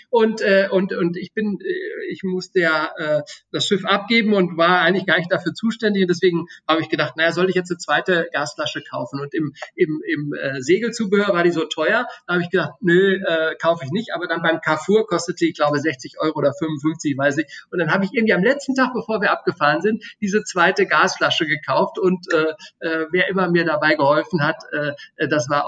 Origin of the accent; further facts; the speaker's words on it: Austria; natürlich Österreich, äh, äh das mein Heimatland ist und Deutschland, was äh, dessen Staatsbürger ich bin